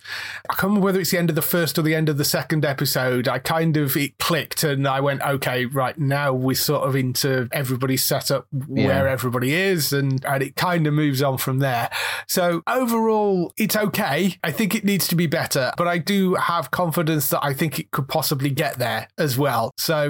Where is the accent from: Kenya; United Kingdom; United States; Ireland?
United Kingdom; I don't know whether it's because we're British, I struggled with him more than any of the others.